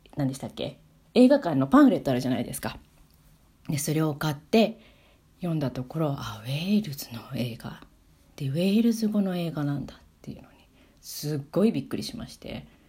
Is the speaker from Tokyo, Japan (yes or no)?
yes; Tokyo, Japan; moved away as an adult; also born or lived in Wales; now in Sweden; 私あの東京の渋谷出身だったので